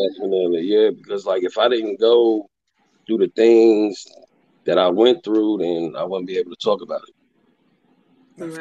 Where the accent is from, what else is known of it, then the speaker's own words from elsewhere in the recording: Columbus, Ohio, United States; I'm from Columbus, Ohio, man. Born and raised, like south south side, east side